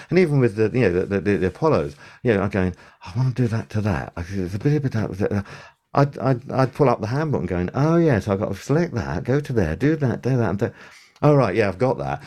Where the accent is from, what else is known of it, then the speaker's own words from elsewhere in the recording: United Kingdom; we're British